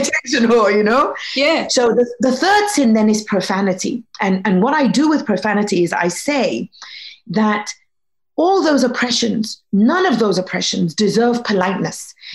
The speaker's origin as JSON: {"language": "English", "country": "Egypt", "tie": "born or raised there", "said": "I was born in Egypt"}